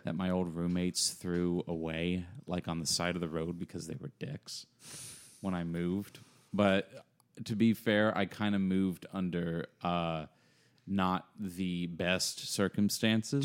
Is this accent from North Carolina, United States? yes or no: yes; Apex, North Carolina, United States; also born or lived in Cary / Greensboro / Raleigh; now in Chapel Hill, United States; I grew up around the Triangle. Used to live over in Apex.